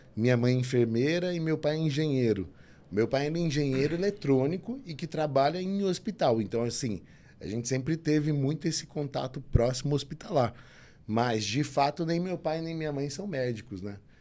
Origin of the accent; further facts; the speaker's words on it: São Paulo, Brazil; moved away as an adult; also born or lived in Belo Horizonte / Ribeirão Preto; Eu nasci em São Paulo, né? E fui comecei fazendo faculdade em Belo Horizonte, transferi para Ribeirão. Então minha família é toda daqui